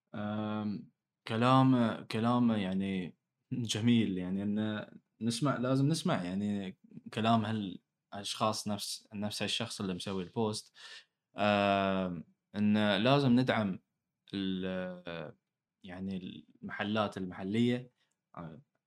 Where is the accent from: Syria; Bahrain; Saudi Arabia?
Bahrain; أنا كبحريني